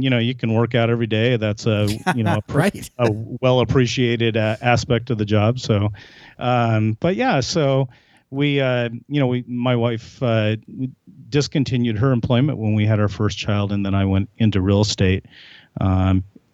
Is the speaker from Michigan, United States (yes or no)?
no; Glendale, California, United States; moved away as an adult; also born or lived in San Luis Obispo, California / Eugene, Oregon; now in Seattle, United States; grew up in Glendale, right next door to Pasadena